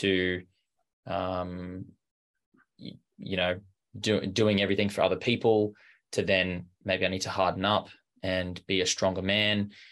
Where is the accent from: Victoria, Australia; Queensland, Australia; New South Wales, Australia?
Queensland, Australia; Brisbane; I grew up in Brisbane, in Australia